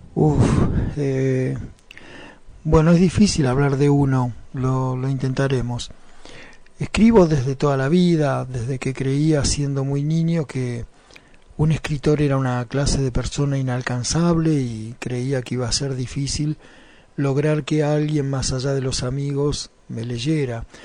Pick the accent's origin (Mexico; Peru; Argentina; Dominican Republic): Argentina; aquí en mi país, en Argentina.